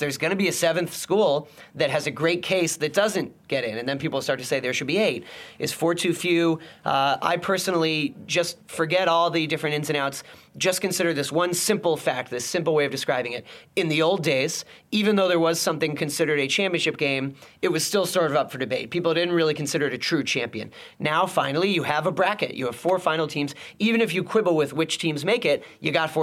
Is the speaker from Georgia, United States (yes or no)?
no; Boston, Massachusetts, United States; I'm from Boston